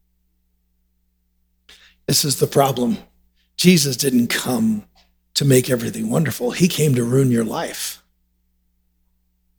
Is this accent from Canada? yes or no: no; United States; we as American Christians